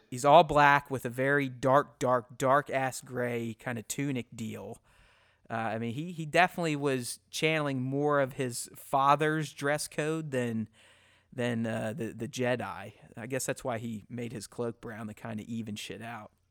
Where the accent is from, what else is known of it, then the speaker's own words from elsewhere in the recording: Pittsburgh, Pennsylvania, United States; We grew up together in Pittsburgh